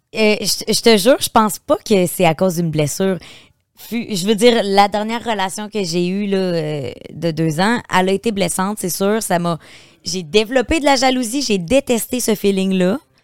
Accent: Beauce, Quebec, Canada; moved away as an adult; je viens de la Beauce

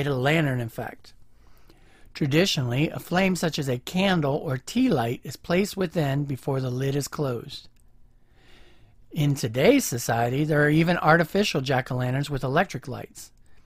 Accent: Ohio, United States; my home state of Ohio

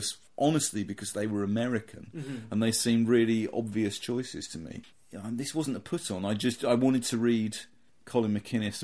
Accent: near Croydon, London, United Kingdom; I grew up near Croydon

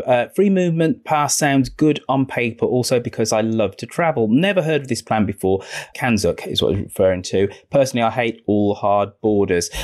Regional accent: Birmingham, West Midlands, United Kingdom; moved away; God's own city, God's own country is my hometown of Birmingham

